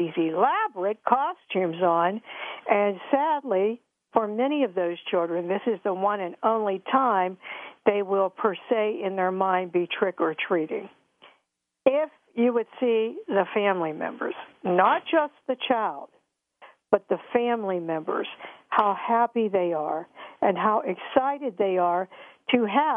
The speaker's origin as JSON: {"language": "English", "town": "Pittsburgh", "region": "Pennsylvania", "country": "United States", "tie": "born or raised there", "said": "Pittsburgh because, of course, that is my hometown"}